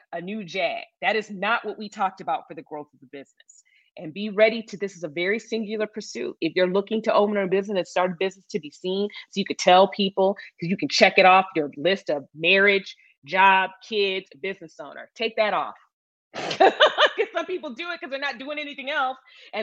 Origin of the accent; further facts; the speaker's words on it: Michigan, United States; moved away as an adult; also born or lived in New York City, United States; now in Dallas, United States; I was born and raised in Michigan. And I lived in New York for 10 years